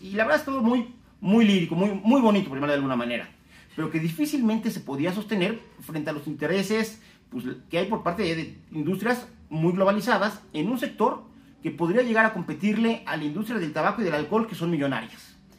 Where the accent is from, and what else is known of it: Mexico